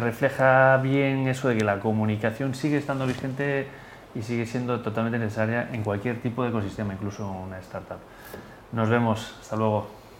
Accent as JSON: {"language": "Spanish", "region": "Galicia", "country": "Spain", "said": "yo soy gallego"}